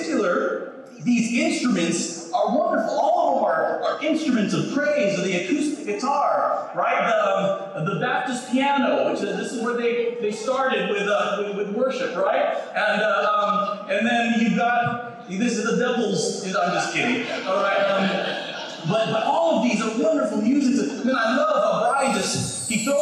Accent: Philippines; I'm Filipino

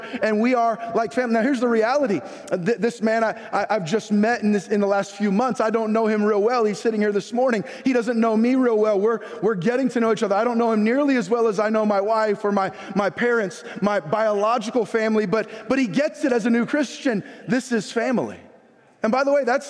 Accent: San Jose, California, United States; I was born in San Jose, California, Good Samaritan Hospital

